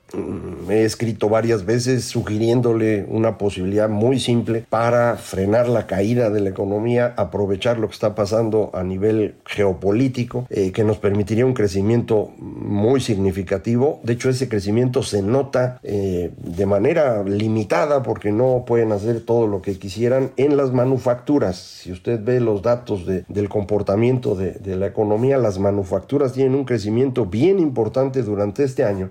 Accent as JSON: {"language": "Spanish", "country": "Mexico"}